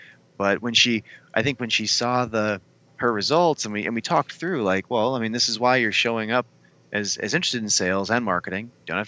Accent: Midwest, United States; I'm from the Midwest, so I have to agree.

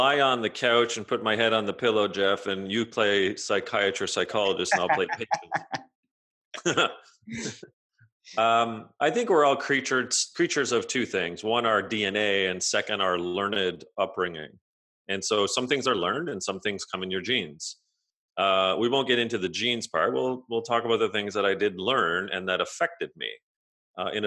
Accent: outside of Toronto, Ontario, Canada; I grew up outside of Toronto in Ontario

